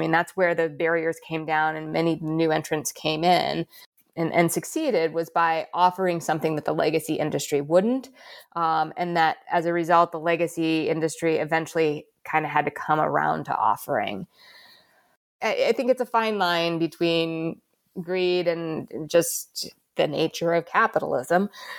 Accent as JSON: {"language": "English", "country": "United States", "moved": "as an adult", "lives_now": "Australia", "said": "I'm an American, but I've been in Australia since 2019."}